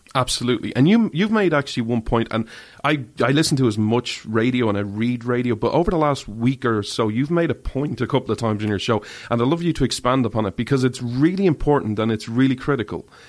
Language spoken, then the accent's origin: English; Ireland; I'm an Irishman